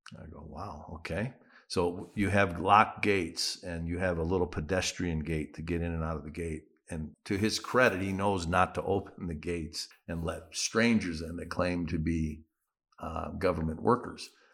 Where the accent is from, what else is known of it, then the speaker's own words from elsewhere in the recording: United States; moved away; as an American